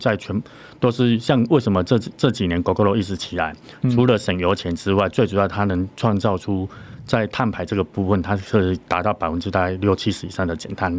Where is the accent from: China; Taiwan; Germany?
Taiwan; 我本身是台湾的自行车的一个选手。嗯，那最主要是在二零零九年的时候，在台中这边创立了 MID 手工单车这个品牌。